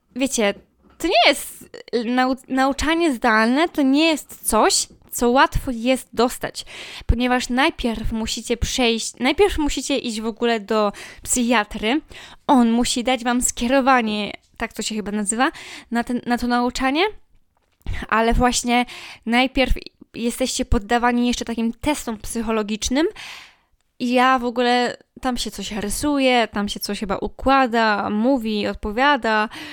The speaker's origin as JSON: {"language": "Polish", "country": "Poland", "said": "ja jestem z małego miasta"}